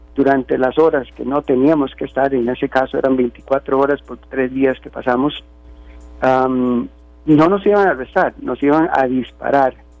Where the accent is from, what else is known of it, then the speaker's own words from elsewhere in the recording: Costa Rica; now in United States; soy tico